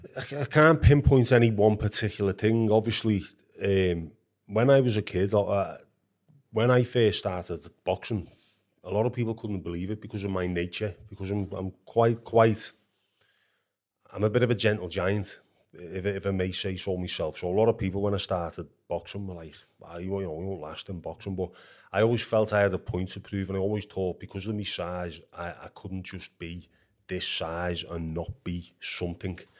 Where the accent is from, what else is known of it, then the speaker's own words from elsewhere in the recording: Liverpool, North West England, United Kingdom; where I lived as a kid was like a stone's throw away from Anfield, Liverpool's football ground.